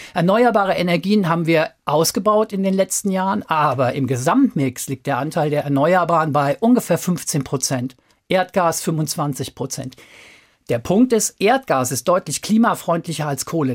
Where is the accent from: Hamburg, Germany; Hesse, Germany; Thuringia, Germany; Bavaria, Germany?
Hesse, Germany; Frankfurt am Main; Wir kommen beide aus Frankfurt am Main